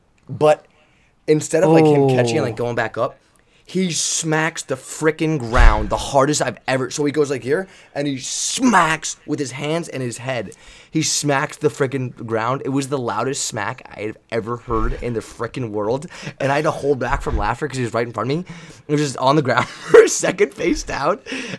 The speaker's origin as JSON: {"language": "English", "region": "England", "country": "United Kingdom", "said": "Just clarifying, you know, because I'm an English."}